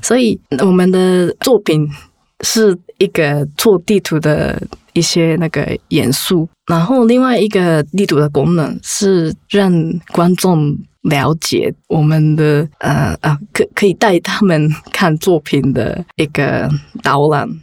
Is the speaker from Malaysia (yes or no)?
no; Japan; Chinese is a second language; 我家族是，我是在，在 日本出生的